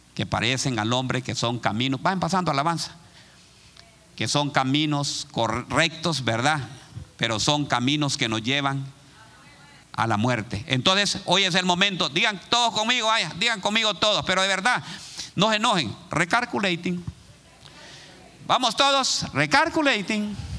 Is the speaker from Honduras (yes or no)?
yes; Honduras; moved away as an adult; now in Columbus, United States; hay una persona en mi país, se llama, hay un lugar que se llama La Lima.